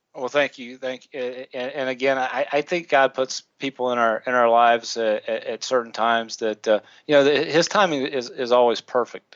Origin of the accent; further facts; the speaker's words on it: the South, United States; we we grew up in the South, so we had Winn Dixie.